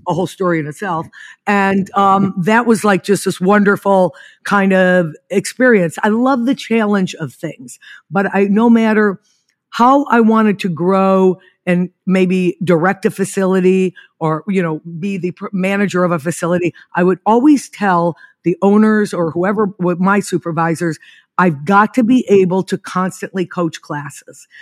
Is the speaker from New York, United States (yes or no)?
yes; Niagara Falls, New York, United States; moved away as an adult; I was born in Niagara Falls, New York, and I lived there till about twenty-two